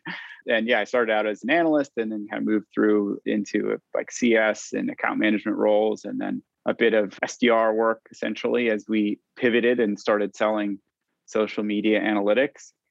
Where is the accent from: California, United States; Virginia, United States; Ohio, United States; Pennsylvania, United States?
California, United States; moved away as an adult; now in London, United Kingdom; I'm a Californian living in London.